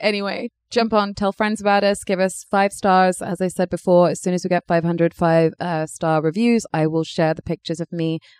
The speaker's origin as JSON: {"language": "English", "area": "Berkshire", "region": "South East England", "country": "United Kingdom", "moved": "yes", "said": "I'm from Berkshire."}